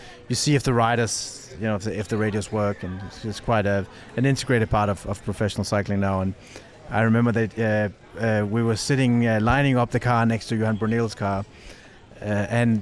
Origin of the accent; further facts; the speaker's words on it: Denmark; my home country in Denmark